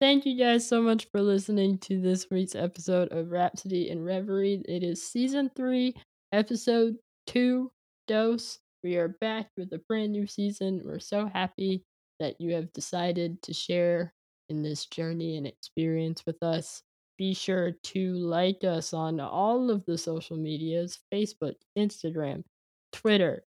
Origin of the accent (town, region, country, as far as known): San Jose, California, United States; born or raised there; moved away; also born or lived in Philadelphia